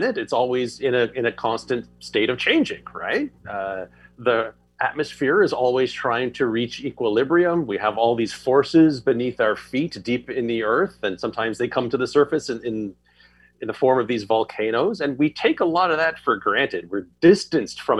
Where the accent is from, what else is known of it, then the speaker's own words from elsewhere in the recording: Quebec, Canada; moved away as an adult; now in Toronto, Canada; I grew up just outside of Ottawa on the Quebec side of the river, and then moved to Toronto where I am now when I was about 20.